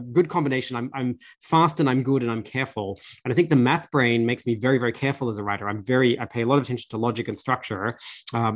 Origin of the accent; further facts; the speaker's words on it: Australia; I grew up in Australia, I was very working class.